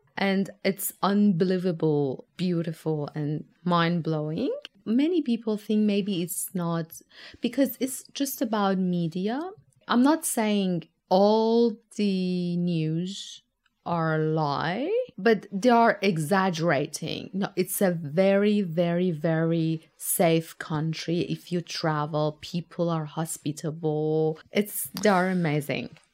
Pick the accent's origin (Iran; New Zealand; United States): Iran; Tehran, Tehran Province; moved away as an adult; now in Tasmania, Australia; I come from Tehran, Tehran is a massive, compact city compared to Tasmania